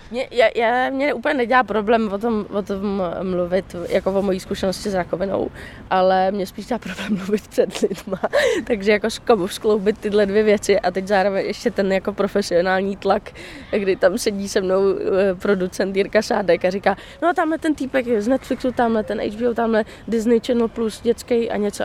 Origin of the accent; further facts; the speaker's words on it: Prague, Czechia; also born or lived in New York; u nás v Praze